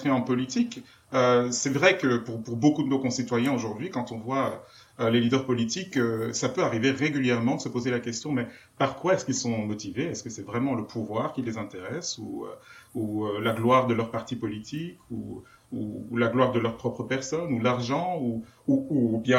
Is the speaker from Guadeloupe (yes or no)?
no; Slovenia; Je suis né en Slovénie, uh, qui était l'une des républiques dans l'ex-Yougoslavie communiste. Et on avait tous été euh, éduqués, élevés dans un esprit, euh, chrétien quelque part.